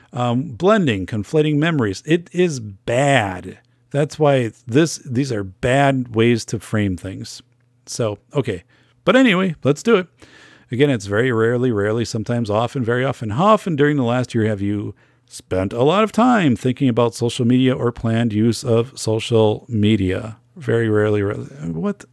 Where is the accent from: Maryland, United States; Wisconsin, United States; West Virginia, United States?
Wisconsin, United States; I'm from Wisconsin